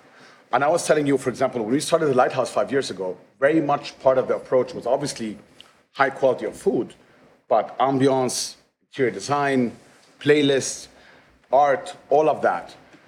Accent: Egypt; I grew up in Egypt

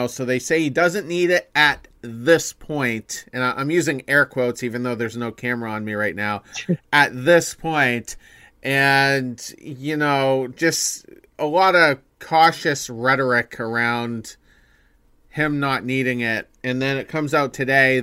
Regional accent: Windham, Maine, United States; we're from Maine

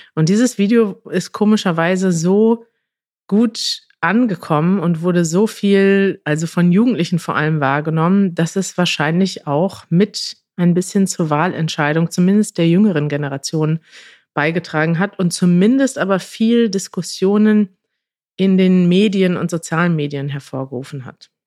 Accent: Münster, North Rhine-Westphalia, Germany; als Münsteraner

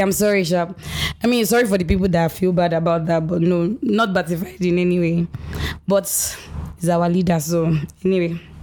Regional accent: Nigeria; as a Nigerian

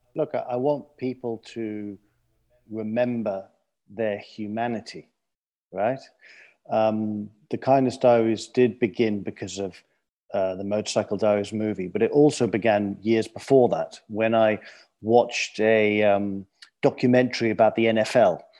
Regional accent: London, United Kingdom; moved away; I grew up in London, clearly from my accent.

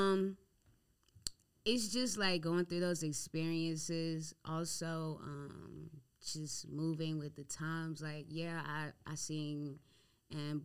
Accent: Creedmoor, North Carolina, United States; I'm from North Carolina. I'm from, like, I don't know if y'all have ever even heard of the city. It's called Creedmoor.

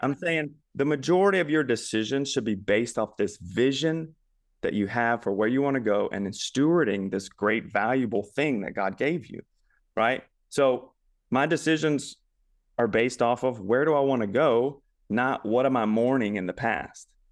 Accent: Baton Rouge, Louisiana, United States; now in Memphis, United States; But I am from Louisiana. originally

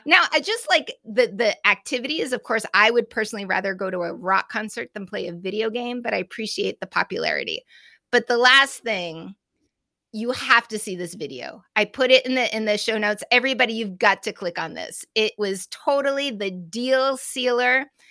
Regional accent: Massachusetts, United States; I'm from Massachusetts

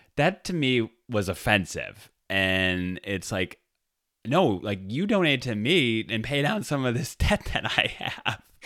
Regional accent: Detroit, Michigan, United States; I grew up in the Detroit area

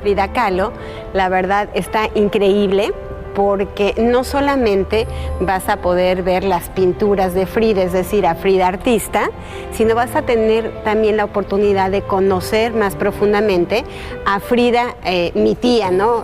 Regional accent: Mexico; nuestras tradiciones mexicanas

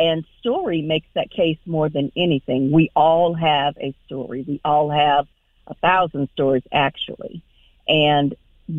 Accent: Houston, Texas, United States; now in Raleigh, United States; I'm originally from Houston, Texas

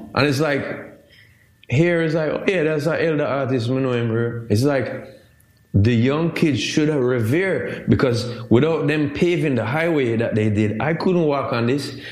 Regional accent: Jamaica; I'm Jamaican.

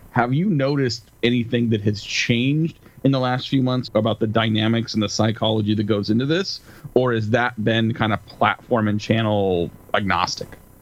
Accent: California, United States; moved away as an adult; now in Seattle, United States; I, am born and raised on the West Coast, grew up in California, live outside of Seattle now

